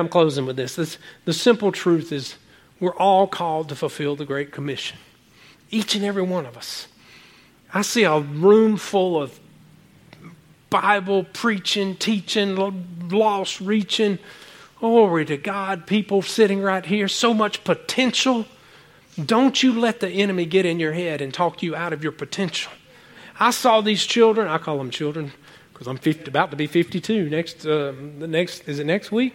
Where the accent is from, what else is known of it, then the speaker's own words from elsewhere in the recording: United States; I said, America